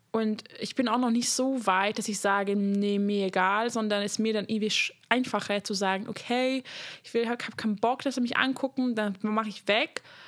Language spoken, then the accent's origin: German; Hungary; moved away; ich komme aus Ungarn